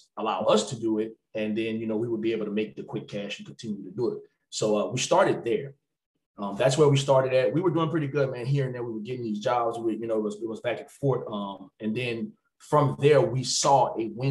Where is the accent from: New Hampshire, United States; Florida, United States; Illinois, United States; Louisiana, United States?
Louisiana, United States; Opelousas; I'm from Opelousas, Louisiana. But we have a little town called Bellevue. That's specifically, you know, where I'm from